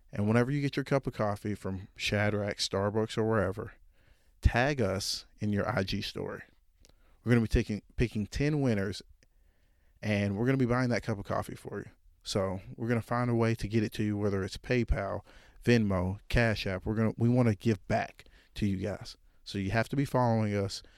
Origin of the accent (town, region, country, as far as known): Jonesboro, Arkansas, United States; born or raised there